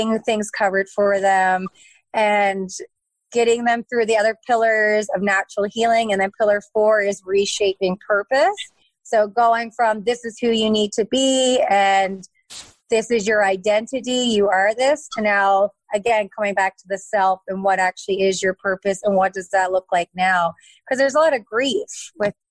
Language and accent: English; Lunenburg, Nova Scotia, Canada; also born or lived in Cape Breton Island, Nova Scotia / Fredericton, New Brunswick; I'm from Lunenburg, Nova Scotia